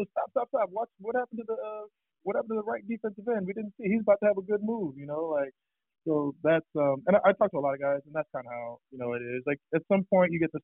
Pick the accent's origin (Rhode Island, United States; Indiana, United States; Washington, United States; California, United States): Indiana, United States; Indianapolis; moved away as an adult; also born or lived in Boston / New York; now in Fort Lauderdale, United States; I'm from Indy, right? So before I got to the league, I was a Colts fan